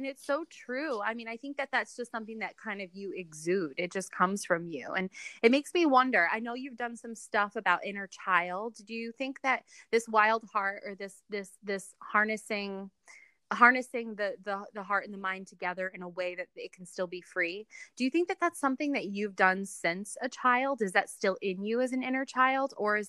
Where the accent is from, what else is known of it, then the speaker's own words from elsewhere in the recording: New York City, New York, United States; now in Ohio, United States; You know, I moved from New York City to where I live now in Ohio. And this is, my husband was born and raised here. And so coming from a big city like New York